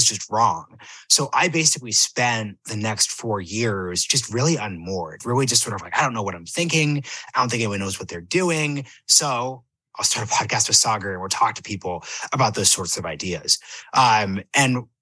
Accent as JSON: {"language": "English", "region": "Oregon", "country": "United States", "tie": "born or raised there", "moved": "as an adult", "lives_now": "Washington, D.C., United States", "said": "when I'm growing up in Oregon, my dad was a member of the IPCC."}